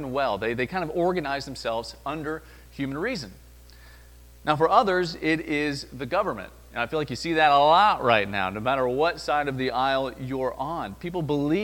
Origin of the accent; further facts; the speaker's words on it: the South, United States; I come from the South